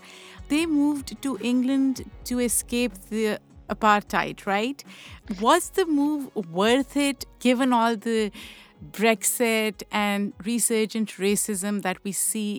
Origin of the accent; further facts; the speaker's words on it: Pakistan; I'm from Pakistan, so I can relate to South Asian culture being a little more traditional